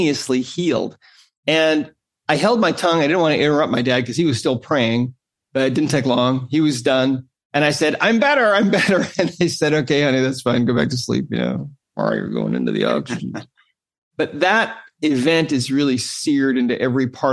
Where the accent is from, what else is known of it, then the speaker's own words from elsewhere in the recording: Great Falls, Montana, United States; I grew up in Great Falls, Montana